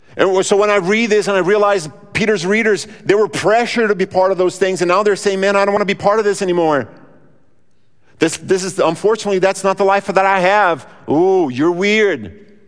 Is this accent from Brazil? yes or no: yes; Brazil; moved away; Now, I grew up in Brazil